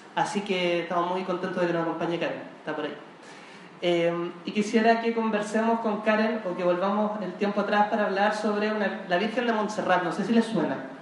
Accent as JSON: {"language": "Spanish", "country": "Chile", "said": "somos los chilenos"}